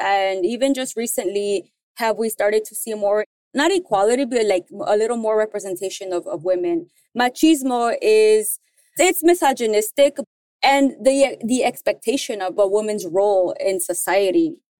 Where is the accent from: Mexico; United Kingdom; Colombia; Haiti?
Mexico; There's something, at least, I mean, in Mexico that we call the third root, meaning that we have a indigenous community